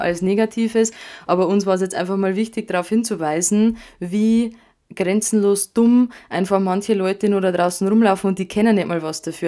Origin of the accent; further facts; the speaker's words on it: Bavaria, Germany; bei uns in Bayern